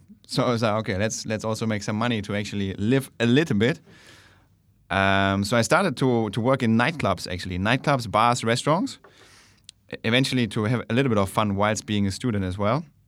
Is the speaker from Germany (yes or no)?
yes; Germany; moved away as an adult; now in Bangkok, Thailand; I'm originally from Germany